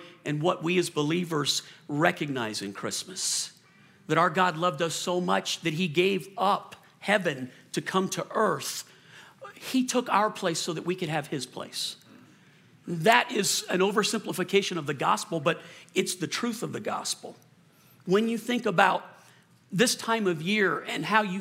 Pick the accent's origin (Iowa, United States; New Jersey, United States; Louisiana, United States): Louisiana, United States; New Orleans; moved away; also born or lived in Colorado; I was born in Louisiana and I grew up in New Orleans.